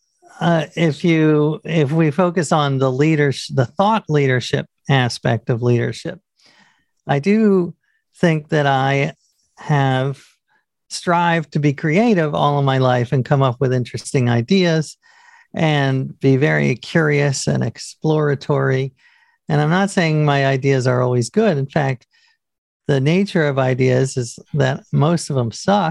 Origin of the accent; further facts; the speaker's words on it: New York, United States; I grew up in New York